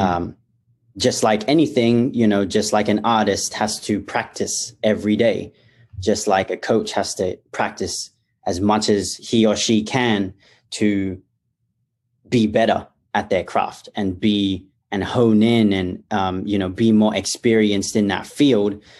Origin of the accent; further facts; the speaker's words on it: Perth, Western Australia, Australia; I was born and raised in Perth, Australia